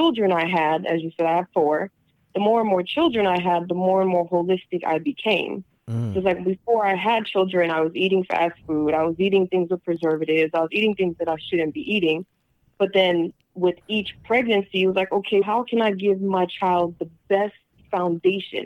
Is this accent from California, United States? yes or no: yes; Long Beach, California, United States; I was brought up in Long Beach